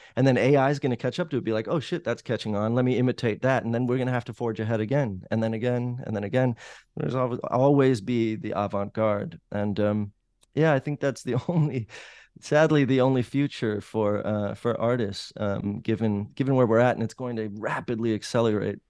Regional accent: Los Angeles, California, United States; moved away as an adult; now in New Orleans, United States; I grew up in the Valley in Los Angeles

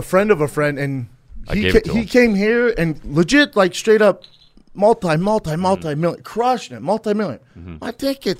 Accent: Denver, Colorado, United States; I grew up walking by there, you know, Tommy Works.

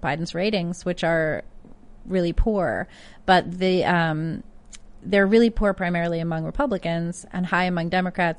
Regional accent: New York City, New York, United States; as a New Yorker

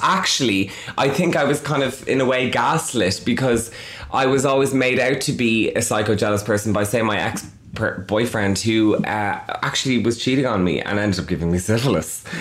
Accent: Dublin, Leinster, Ireland; I'm from Dublin, which is the capital of Ireland

